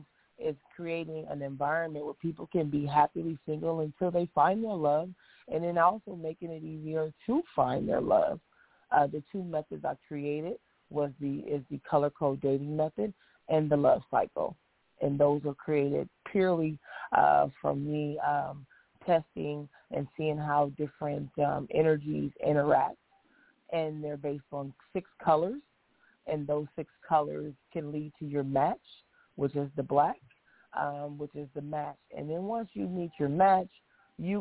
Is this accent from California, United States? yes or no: no; Nebraska, United States; moved away as an adult; now in Los Angeles, United States; I'm from Nebraska. I moved here to L.A. for the same reason most people do, is show business